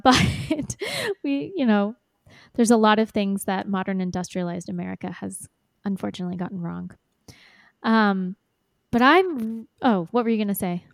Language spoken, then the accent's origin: English; United States; as an American